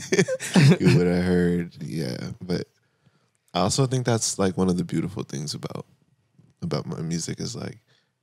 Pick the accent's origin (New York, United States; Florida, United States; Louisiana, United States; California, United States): California, United States; San Bernardino; also born or lived in Moreno Valley, California; I was raised in the Inland Empire